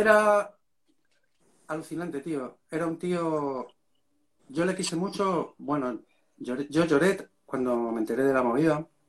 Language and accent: Spanish; Madrid, Community of Madrid, Spain; yo soy de Vallecas, tío, ¿sabes? Y, entonces allí Vallecas, en la época que a mí me tocó vivir, era un barrio chungo